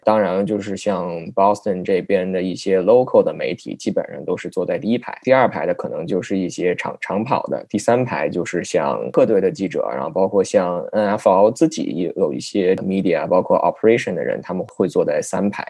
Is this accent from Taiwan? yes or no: no; China; 有幸成为了唯一的一个中国的记者去参加了那个新闻发布会